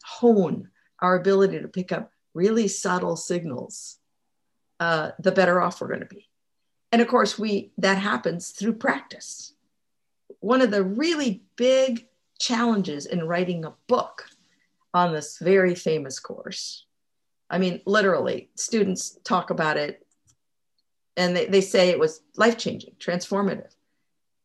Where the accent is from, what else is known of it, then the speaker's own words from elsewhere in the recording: Mexico; moved away; I was raised in Mexico